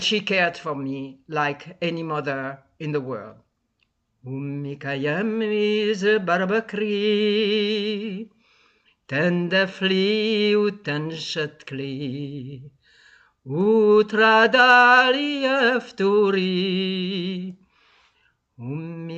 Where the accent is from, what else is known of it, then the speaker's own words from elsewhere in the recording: Tunis, Tunis Governorate, Tunisia; moved away; I was born in Tunis, Tunisia